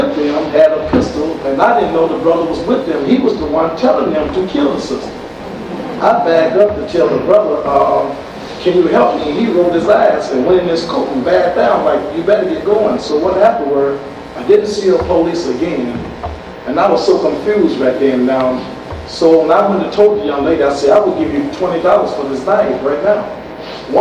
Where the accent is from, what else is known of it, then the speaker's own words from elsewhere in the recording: Detroit, Michigan, United States; also born or lived in Chicago; I'm from Detroit, Michigan. I'm working here in Chicago